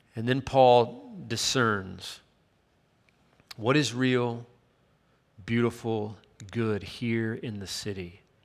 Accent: Chattanooga, Tennessee, United States; moved away; also born or lived in Miami; growing up in my hometown in Chattanooga, Tennessee

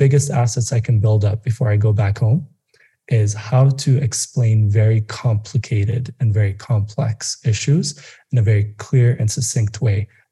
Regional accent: Addis Ababa, Ethiopia; now in Nairobi, Kenya; I grew up in Addis

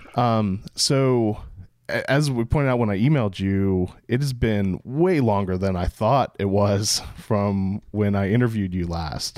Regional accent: Pittsburgh, Pennsylvania, United States; now in Maryland, United States; all the way from Pittsburgh, Pennsylvania, my hometown

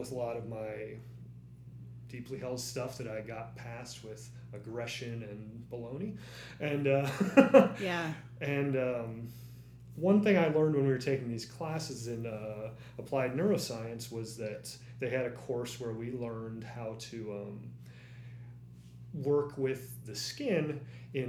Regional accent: East Coast of the United States, United States; I grew up on the East Coast of the United States

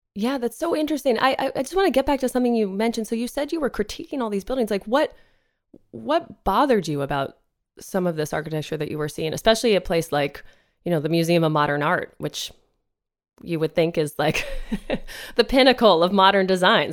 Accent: East Coast, United States; now in Los Angeles, United States; I'm not from here, you know, I'm from the East Coast

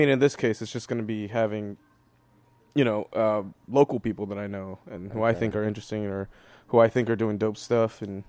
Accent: El Salvador; how we're both from El Salvador, and how we both really enjoy visiting El Salvador.

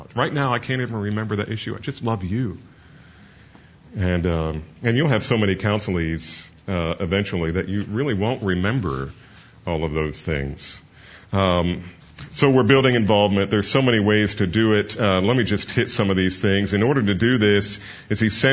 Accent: New Jersey, United States; I'm from New Jersey.

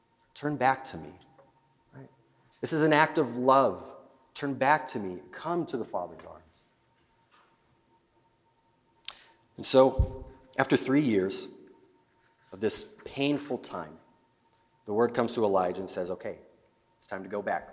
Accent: Salt Lake City, Utah, United States; now in Nampa, United States; I'm originally from Utah, the Salt Lake area

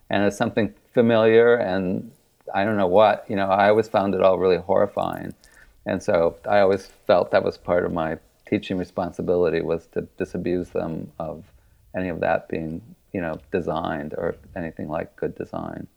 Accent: Kenosha, Wisconsin, United States; moved away; I grew up in Wisconsin and went to undergrad in Milwaukee

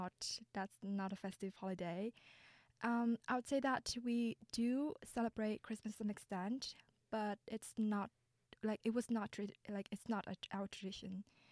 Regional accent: Vietnam; now in Canada; I'm actually an international student from Vietnam.

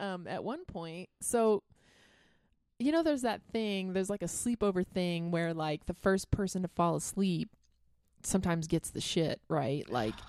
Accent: North Carolina, United States; accent: Southern; moved away; I grew up in North Carolina, and they talk a lot like this, and so I can do that really easily.

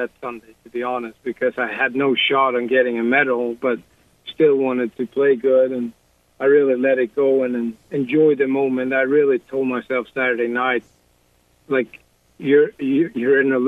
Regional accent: Sweden; growing up in Sweden

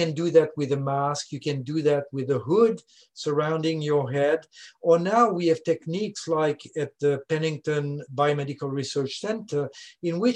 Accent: Switzerland; accent: French speaking; first language French; English is a second language; moved away as an adult; now in Louisiana, United States; I'm originally from Switzerland, as you can hear, French speaking.

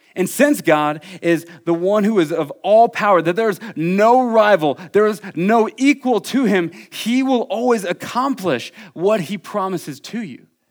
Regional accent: Iowa City, Iowa, United States; moved away; I am from Iowa City, Iowa

